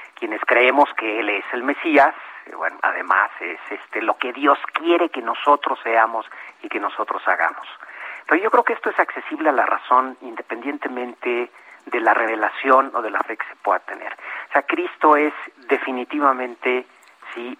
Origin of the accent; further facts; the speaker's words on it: Mexico; como, mexicanos